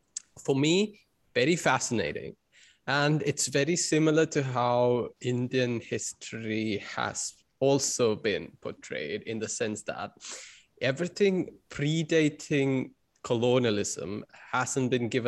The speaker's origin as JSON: {"language": "English", "country": "Colombia", "said": "And then I said, I'm from Colombia."}